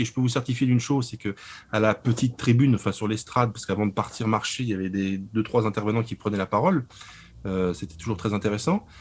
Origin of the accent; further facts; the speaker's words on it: Lorraine, Grand Est, France; je suis de Lorraine